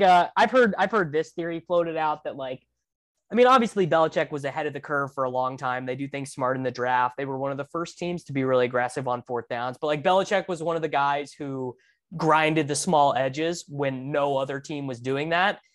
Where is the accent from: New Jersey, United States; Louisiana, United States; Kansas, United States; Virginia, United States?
Kansas, United States; we're all from Kansas